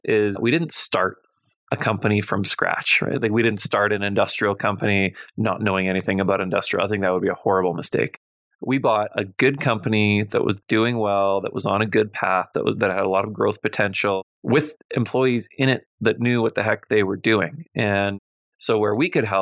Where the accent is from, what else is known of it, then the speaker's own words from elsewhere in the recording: Winnipeg, Manitoba, Canada; I grew up in Winnipeg and I graduated from the University of Manitoba.